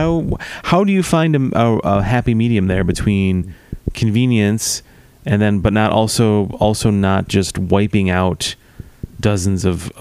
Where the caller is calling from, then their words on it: Missouri, United States; I'm calling you from Missouri, so I'll be right over.